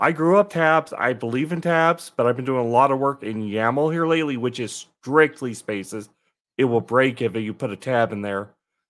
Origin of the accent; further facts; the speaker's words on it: Colorado, United States; born there; now in Atlanta, United States; I was born really in Colorado. I know what mountains are.